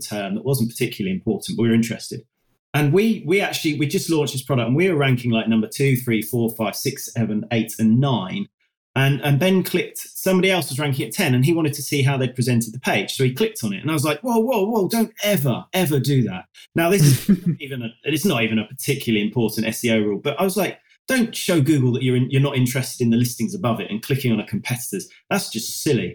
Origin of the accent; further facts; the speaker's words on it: United Kingdom; we're British